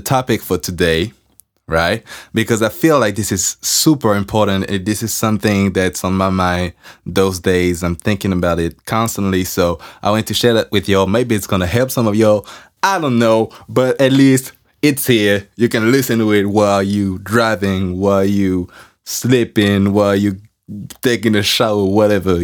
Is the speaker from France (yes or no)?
yes; France; accent: French; English is a second language; I'm working on my accent because I'm French